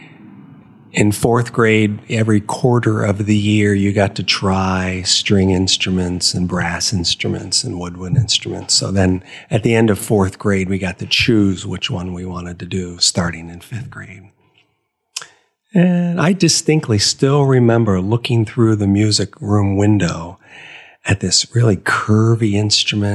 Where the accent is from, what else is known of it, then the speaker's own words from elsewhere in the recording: Ohio, United States; moved away; I grew up in Ohio